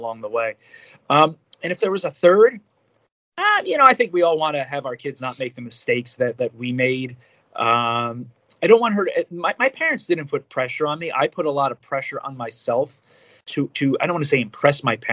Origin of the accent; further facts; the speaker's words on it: New Jersey, United States; I'm from Jersey